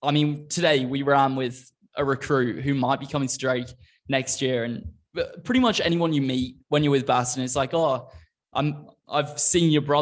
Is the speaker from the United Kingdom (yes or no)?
no; Australia; moved away as an adult; now in United States; I came over to college from Australia when I was 20, having lived in Australia for like 13-ish years at the time